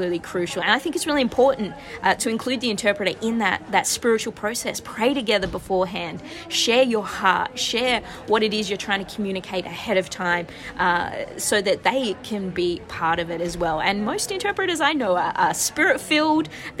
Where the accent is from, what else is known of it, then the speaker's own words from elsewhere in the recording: Australia; now in San Francisco, United States; From my voice, you might be able to tell I'm originally from Australia